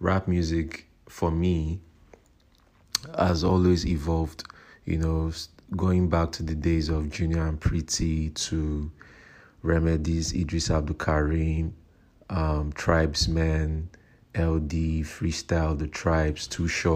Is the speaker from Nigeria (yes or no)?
yes; Nigeria; I'm a Nigerian rapper